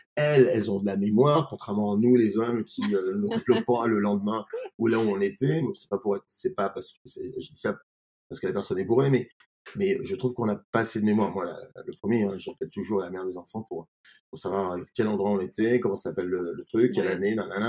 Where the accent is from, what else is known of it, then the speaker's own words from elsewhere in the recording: Grenoble, Auvergne-Rhône-Alpes, France; also born or lived in Paris; now in Beaune, France; je suis grenoblois au départ